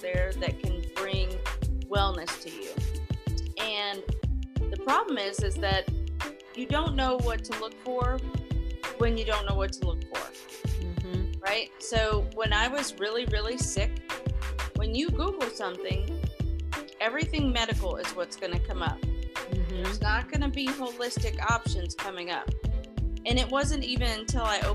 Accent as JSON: {"language": "English", "region": "New York", "country": "United States", "tie": "born or raised there", "said": "I was born in New York"}